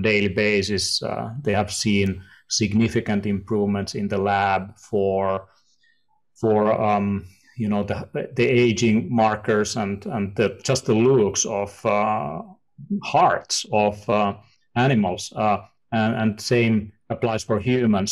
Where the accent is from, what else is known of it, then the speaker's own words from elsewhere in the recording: Finland; We are from the, you know, we are from Finland, and, uh, here in the north